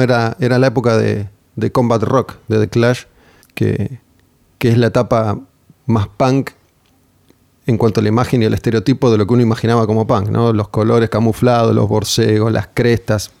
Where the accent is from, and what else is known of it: Argentina